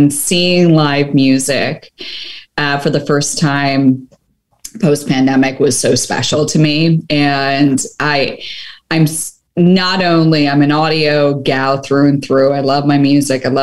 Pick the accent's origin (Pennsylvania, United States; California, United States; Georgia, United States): Pennsylvania, United States; Philadelphia; my hometown of Philadelphia